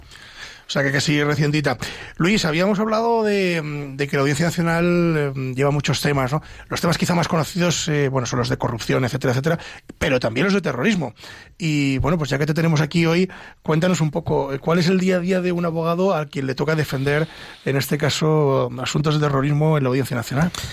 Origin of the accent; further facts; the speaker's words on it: Ávila, Castile and León, Spain; Valeriano y yo de Ávila, aunque mi inglés es de Burgos, pero realmente somos de Ávila